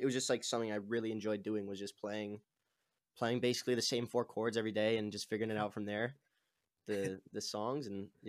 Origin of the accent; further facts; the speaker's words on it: Toronto, Ontario, Canada; I'm from Toronto, Canada, like just outside of it, in a city, like a suburb, I guess, outside of it.